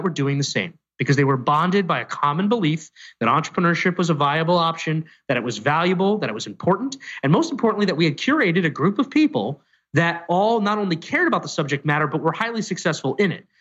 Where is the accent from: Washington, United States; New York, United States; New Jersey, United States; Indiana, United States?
New York, United States; New York City; I was born in Staten Island, not the Upper West Side of Manhattan